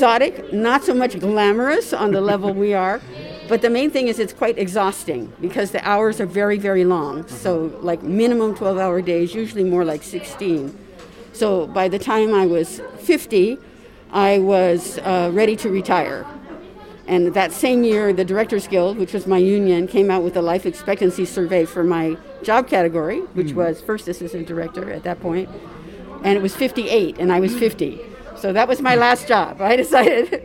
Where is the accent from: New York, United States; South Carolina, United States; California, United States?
California, United States; Los Angeles; moved away as an adult; now in Madrid, Spain; I was born in Los Angeles beside the Hollywood Freeway. I lived in Los Angeles until I was 60